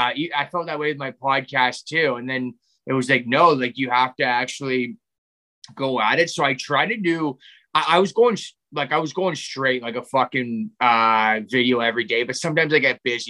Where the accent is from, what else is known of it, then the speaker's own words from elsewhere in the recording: Canada; being Canadian, I haven't really left, like, the country very much.